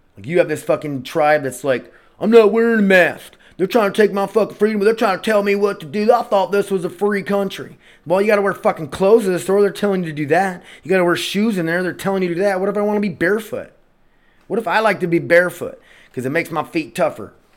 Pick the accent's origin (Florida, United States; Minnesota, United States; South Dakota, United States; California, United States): South Dakota, United States; Milbank; I was from Millbank, South Dakota, growing up